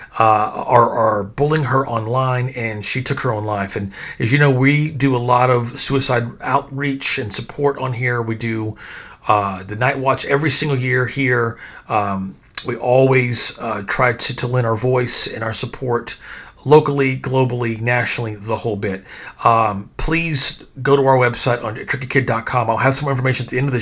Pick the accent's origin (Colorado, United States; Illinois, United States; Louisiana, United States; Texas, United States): Texas, United States; I'm from Texas